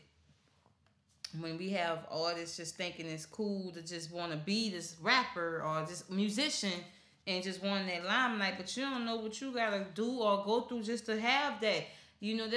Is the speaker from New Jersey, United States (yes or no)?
no; New Orleans, Louisiana, United States; now in Houston, United States; I'm originally from the West Bank of New Orleans. I'm here in Houston